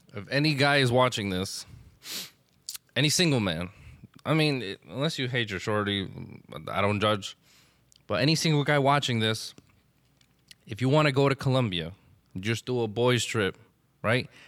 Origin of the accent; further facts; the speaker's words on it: Elizabeth, New Jersey, United States; I grew up in Elizabeth